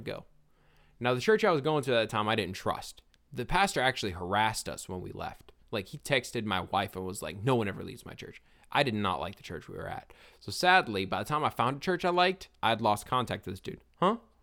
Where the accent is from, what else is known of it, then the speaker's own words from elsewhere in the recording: Forest Hill, Louisiana, United States; I was raised in Forest Hill, Louisiana